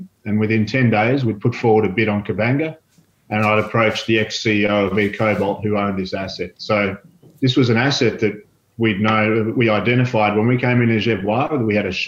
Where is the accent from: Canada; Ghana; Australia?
Australia; also born or lived in Brazil; As an Australian